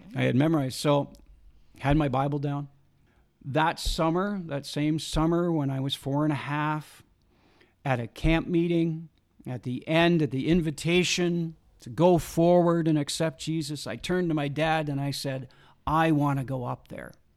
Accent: Saskatchewan, Canada; I was raised in Saskatchewan.

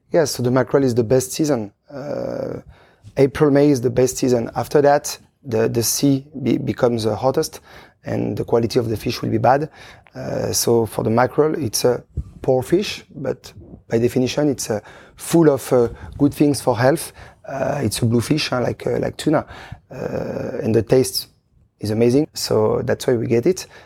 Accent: Chambéry, Auvergne-Rhône-Alpes, France; English is a second language; moved away as an adult; also born or lived in Luxembourg / Belgium; now in Switzerland; I was born in Chambéry, in Savoie

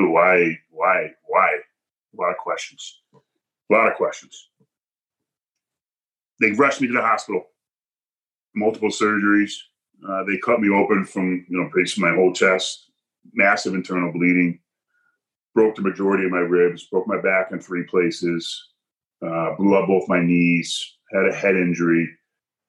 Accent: Hebron, Connecticut, United States; I was at my mother's house growing up in Hebron here, my parents' house.

